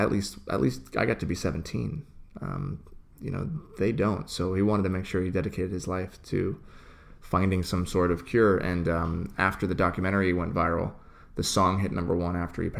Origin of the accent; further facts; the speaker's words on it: Oregon, United States; moved away; also born or lived in Los Angeles; There wasn't a lot of homeless people growing up where I grew up in Oregon. And when I moved